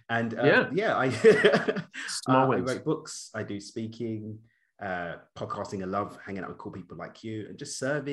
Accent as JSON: {"language": "English", "region": "London", "country": "United Kingdom", "tie": "born or raised there", "moved": "as an adult", "lives_now": "Cabo San Lucas, Mexico", "said": "I was born and raised in East London in the UK."}